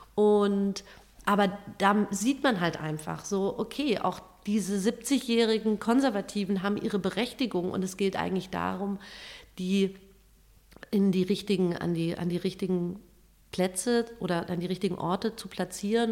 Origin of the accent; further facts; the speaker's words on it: Germany; bei uns in Deutschland